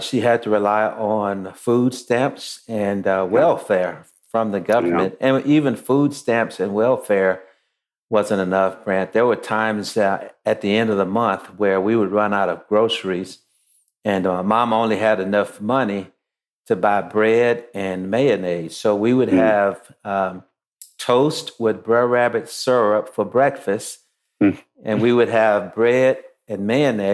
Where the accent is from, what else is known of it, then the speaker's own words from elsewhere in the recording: Shreveport, Louisiana, United States; now in Atlanta, United States; I was born in Shreveport, Louisiana in the early 60s